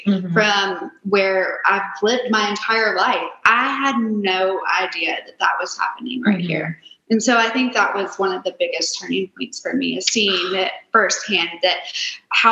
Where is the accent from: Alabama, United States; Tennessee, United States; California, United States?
Tennessee, United States; Nashville; I am born and raised in Nashville